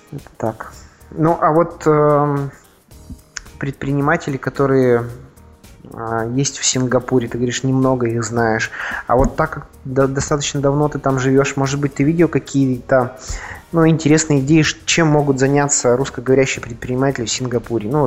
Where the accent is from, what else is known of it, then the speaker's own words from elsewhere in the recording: Perm, Perm Krai, Russia; Вот я из Перми у нас есть сеть шикарная, шикарная сеть блинных.